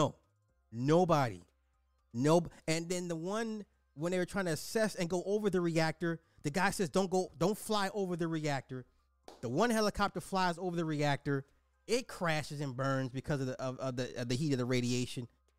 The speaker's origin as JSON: {"language": "English", "town": "Cincinnati", "region": "Ohio", "country": "United States", "said": "I'm from Cincinnati and it was about 2 hours away and could smell the burning of whatever was for 2 days, but this is nothing new in the great state of Ohio."}